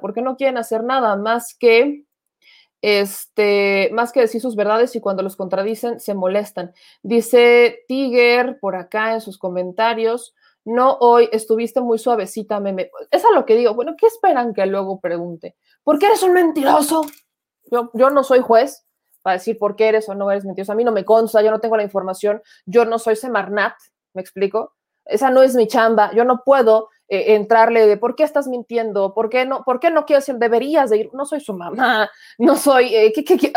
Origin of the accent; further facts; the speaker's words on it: Puebla, Mexico; A veces dicen que parezco del norte, no, soy poblana